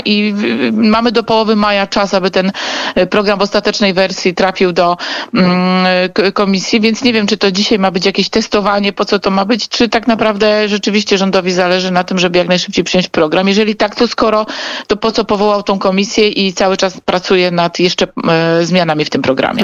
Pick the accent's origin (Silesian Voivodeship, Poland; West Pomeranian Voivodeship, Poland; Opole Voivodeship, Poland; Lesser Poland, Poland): Lesser Poland, Poland; Kraków; oboje jesteśmy z Krakowa